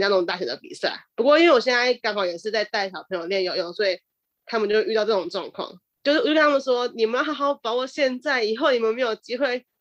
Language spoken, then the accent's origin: Chinese; central Taiwan, Taiwan; 我们我们中部中部的蝶王